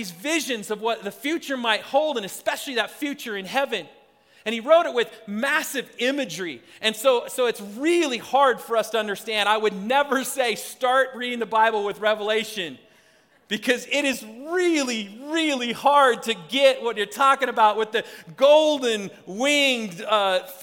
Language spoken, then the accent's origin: English; Spokane, Washington, United States; moved away as an adult; also born or lived in Philadelphia / Seattle; now in Colorado, United States; I grew up in Spokane, Washington